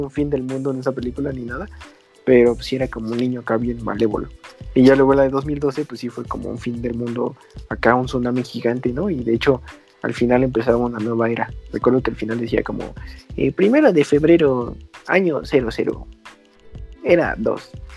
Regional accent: Mexico City, Mexico; nosotros somos del sur de la Ciudad de México

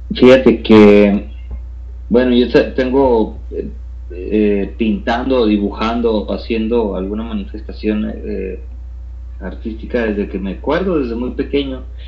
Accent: Tijuana, Baja California, Mexico; moved away as an adult; now in Mexico City, Mexico; soy eh, oriundo de Tijuana

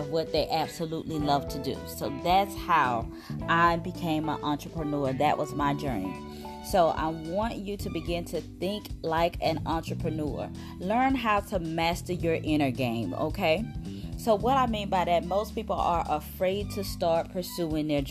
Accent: South Mississippi, United States; Growing up in South Mississippi, everything was working in a factory

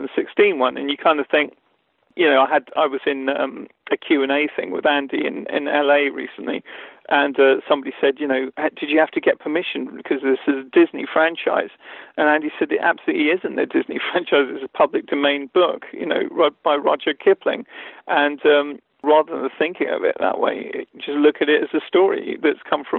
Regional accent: England, United Kingdom; as a British Asian, somebody who grew up with Indian heritage, but in England

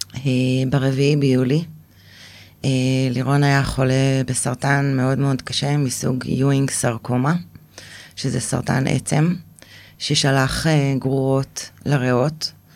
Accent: Israel; moved away as an adult; also born or lived in Eilat; עזבתי את הקיבוץ, אה, ונסעתי לאילת

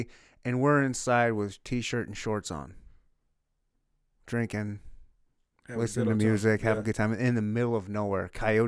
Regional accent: Michigan, United States; I was born and raised in Michigan.

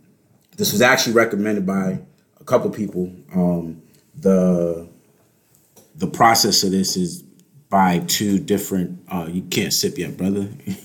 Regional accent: Boston, Massachusetts, United States; now in Charlotte, United States; I'm in my hometown, bro. I'm in my hometown, Boston.

